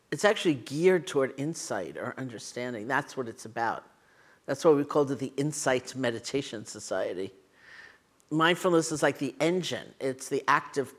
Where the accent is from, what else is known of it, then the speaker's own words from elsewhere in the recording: New York City, New York, United States; I grew up in New York City with my grandparents, so they were Eastern European immigrants